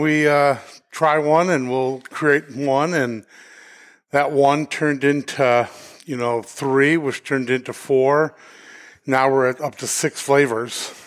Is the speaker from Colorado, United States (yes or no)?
yes; Denver, Colorado, United States; moved away as an adult; now in New Hampshire, United States; we're originally from Denver